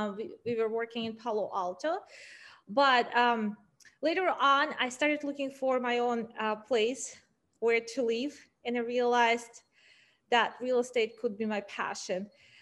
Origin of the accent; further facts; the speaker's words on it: Ural Mountains, Russia; moved away as an adult; also born or lived in New York City; now in San Francisco, United States; growing up in the Ural Mountains